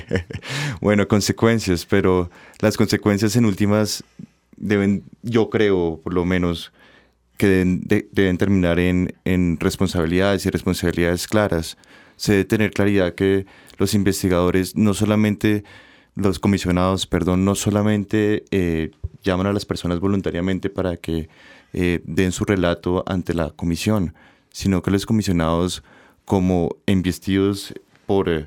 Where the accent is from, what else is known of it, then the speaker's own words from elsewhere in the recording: Colombia; nosotros como ciudadanos colombianos